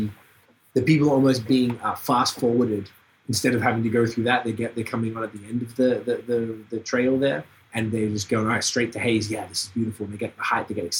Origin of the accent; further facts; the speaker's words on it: Melbourne, Victoria, Australia; moved away; also born or lived in Montreal; my hometown in Melbourne